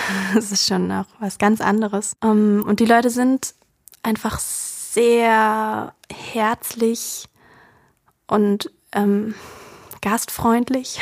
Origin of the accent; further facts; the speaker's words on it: Germany; also born or lived in Georgia; weil ich halt einfach Deutsche bin, als Deutsche dorthin gegangen bin